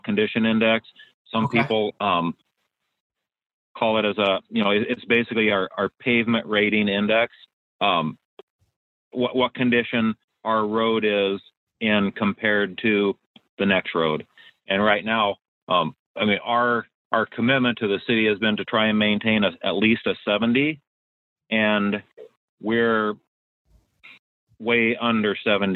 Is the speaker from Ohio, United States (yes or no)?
no; Arizona, United States; moved away as an adult; now in Washington, United States; I grew up in Arizona